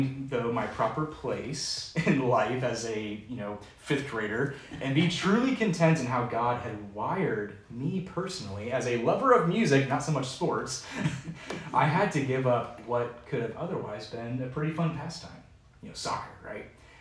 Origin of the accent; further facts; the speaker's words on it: Seattle, Washington, United States; now in Lynchburg, United States; growing up in Seattle at the time